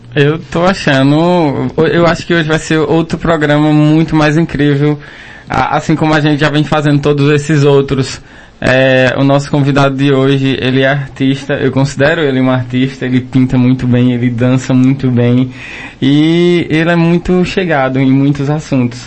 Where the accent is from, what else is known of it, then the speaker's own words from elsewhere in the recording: Toritama, Pernambuco, Brazil; Eu sou de Toritama